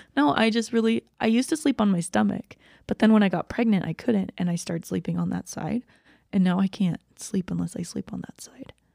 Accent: Dahlonega, Georgia, United States; also born or lived in Dawsonville, Georgia; I grew up half the time in Dawsonville and half the time in Dahlonega

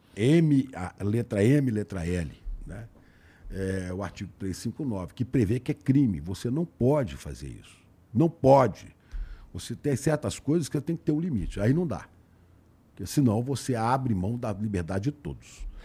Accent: Belo Horizonte, Minas Gerais, Brazil; moved away as an adult; also born or lived in Santa Maria, Rio Grande do Sul; now in São Paulo, Brazil; eu passei três meses no Rio Grande do Sul e trinta e oito em Belo Horizonte, trinta e oito anos em Belo Horizonte

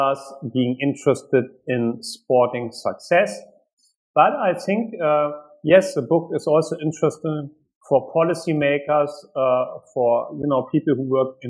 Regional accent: Hanover, Lower Saxony, Germany; also born or lived in Washington, D.C.; I grew up in Germany, in West Germany

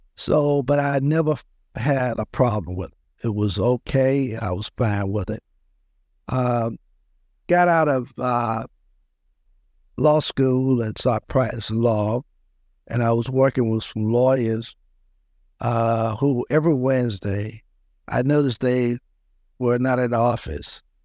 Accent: Louisburg, North Carolina, United States; I grew up in a small town outside of Raleigh, about thirty miles, Lewisburg, North Carolina

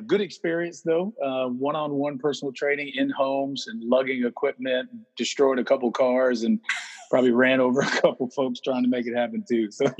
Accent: Atlanta, Georgia, United States; also born or lived in Marietta, Georgia; I born and raised in Atlanta, Georgia. Moved to Marietta when I was 10. Went to high school here. Went to the University of Georgia.

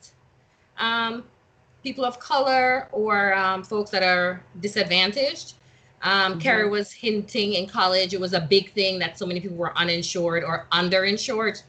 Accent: Jamaica; moved away; when I was growing up in Jamaica

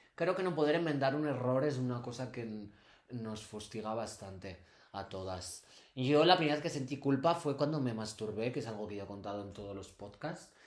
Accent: Castile and León, Spain; vengo de Castilla y León

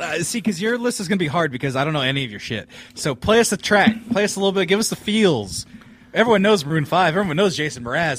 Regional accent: California, United States; also born or lived in Fresno; I'm from California

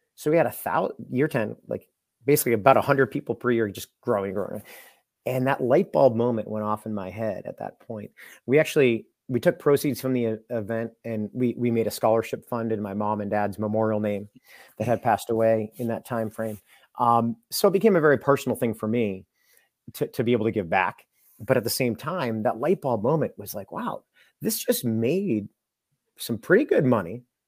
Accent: Londonderry, New Hampshire, United States; I grew up in Londonderry, New Hampshire

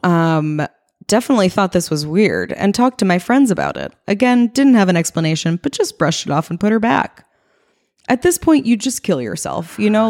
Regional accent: East Coast, United States; moved away as an adult; now in West Coast, United States; I grew up on the East Coast.

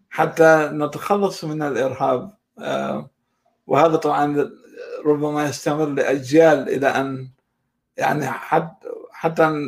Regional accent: Iraq; born there; مسألة حظ لا أكثر وانا حظي الاكشر ان اني ولدت في العراق

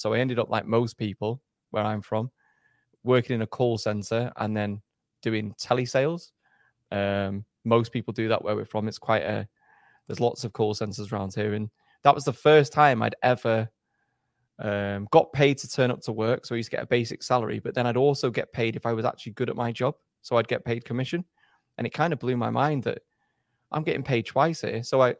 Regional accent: England, United Kingdom; also born or lived in Germany; Actually, I was born in Germany. My dad's a soldier, so my dad was posted overseas. So I was born in Germany, and then I did my schooling in England, essentially.

